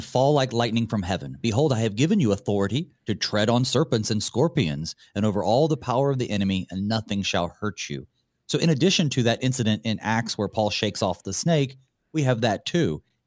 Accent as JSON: {"language": "English", "region": "the South", "country": "United States", "said": "I'm from the South"}